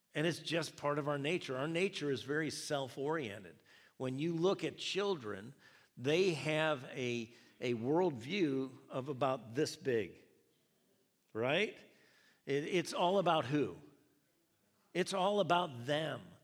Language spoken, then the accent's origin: English; United States; my reference point being an American, being in America